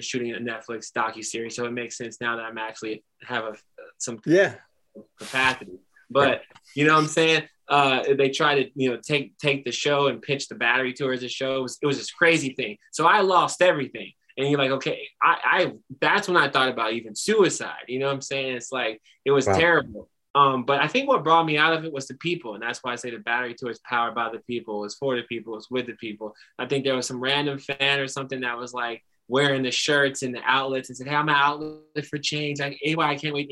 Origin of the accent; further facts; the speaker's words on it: Kansas City, Missouri, United States; I dug into the entrepreneurial resources in my hometown